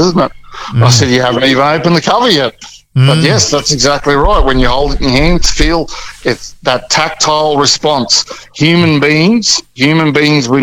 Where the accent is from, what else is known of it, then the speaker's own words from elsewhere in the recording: Mary Kathleen, Queensland, Australia; when I was growing up in Mary Kathleen in northwestern Queensland, up near Mount Isa